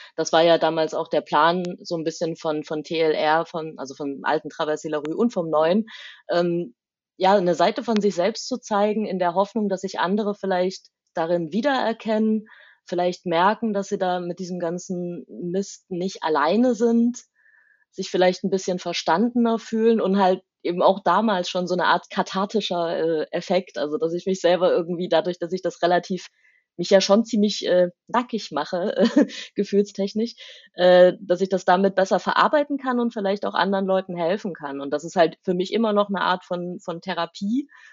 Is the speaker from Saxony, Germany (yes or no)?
yes; Taucha, Saxony, Germany; accent: Saxon; moved away as an adult; also born or lived in Leipzig; now in Cologne, Germany; ich bin in Taucher aufgewachsen